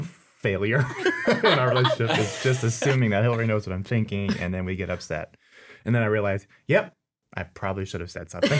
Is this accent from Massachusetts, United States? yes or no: no; Southern California, United States; moved away as an adult; also born or lived in East Tennessee; I'm originally from Southern California